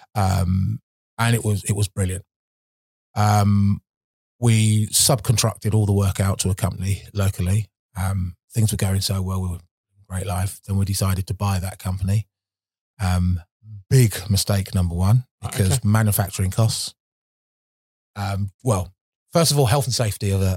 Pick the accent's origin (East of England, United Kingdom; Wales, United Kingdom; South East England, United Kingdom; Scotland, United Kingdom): South East England, United Kingdom; Milton Keynes; used to live in Milton Keynes. I was born in Milton Keynes